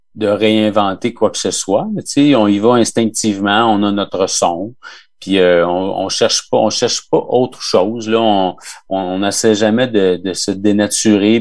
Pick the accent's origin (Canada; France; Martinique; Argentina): Canada; Quebec